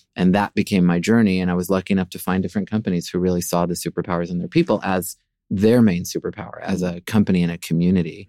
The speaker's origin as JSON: {"language": "English", "town": "Seattle", "region": "Washington", "country": "United States", "tie": "born or raised there", "also_born_or_lived": "Norfolk, Virginia / New York", "moved": "as an adult", "said": "I was born in Norfolk, Virginia. I'm the fourth of four kids, and grew up really primarily in Seattle"}